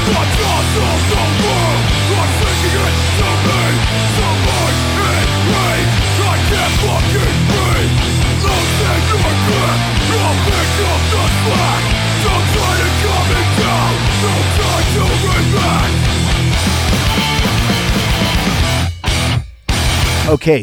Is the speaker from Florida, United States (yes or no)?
no; Pennsylvania, United States; I'm from Pennsylvania